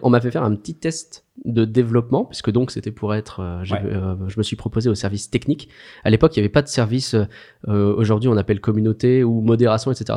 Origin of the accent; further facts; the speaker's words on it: France; Nous sommes français.